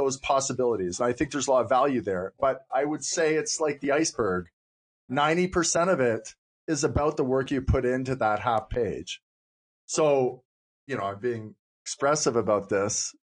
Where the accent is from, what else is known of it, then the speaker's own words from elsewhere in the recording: Cape Breton, Nova Scotia, Canada; I was raised in Cape Breton